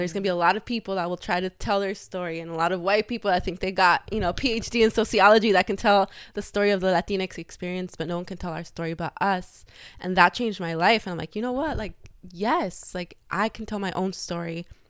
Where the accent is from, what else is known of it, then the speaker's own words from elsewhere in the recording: Los Angeles, California, United States; I grew up in the San Fernando Valley, 818